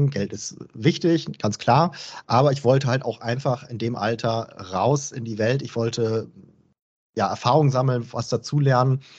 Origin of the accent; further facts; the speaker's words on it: Lower Saxony, Germany; Äh, ich komme ursprünglich aus der Nähe von Bremen, bin fern an der Aller geworden, also wirklich im äh, Umland von Bremen.